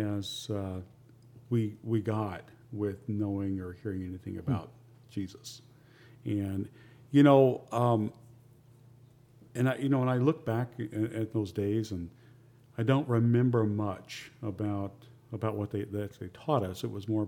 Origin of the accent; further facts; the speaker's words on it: Southern Indiana, United States; I'm an Indiana, Southern Indiana farm kid, right? And lived very simple growing up